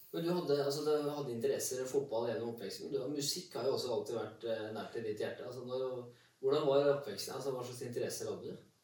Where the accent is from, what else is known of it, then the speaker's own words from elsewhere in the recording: Kongsvinger, Innlandet, Norway; jeg er fra Kongsvinger. Ja. Jeg er bygdegutt